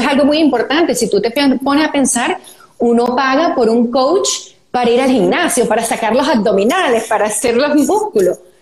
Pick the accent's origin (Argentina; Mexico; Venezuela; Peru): Venezuela; somos las dos venezolanas